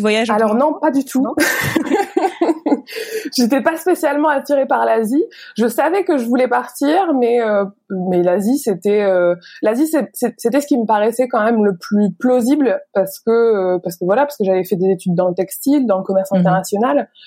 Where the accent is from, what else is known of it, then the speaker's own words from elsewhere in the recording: the Nord, near Lille, Hauts-de-France, France; moved away as an adult; also born or lived in China; now in Vietnam; dans le Nord, je viens du Nord, de pourquoi à côté de Lille